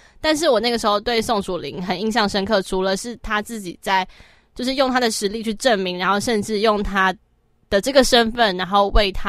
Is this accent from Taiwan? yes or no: yes; Taoyuan, Taiwan; 是我家乡啊